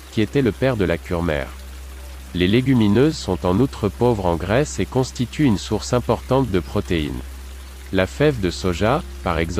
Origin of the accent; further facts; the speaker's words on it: Stuttgart, Baden-Württemberg, Germany; Dans ma ville natale de Stuttgart, les lentilles avec spätzle sont depuis longtemps un plat rassasiant pour les moins fortunés, un plat de pauvres qui a acquis une certaine notoriété.